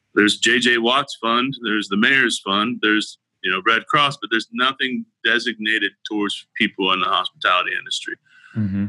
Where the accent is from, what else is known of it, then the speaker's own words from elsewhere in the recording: Oklahoma, United States; moved away as an adult; now in Houston, United States; I grew up in Oklahoma and moved to Houston to, to work, go to school.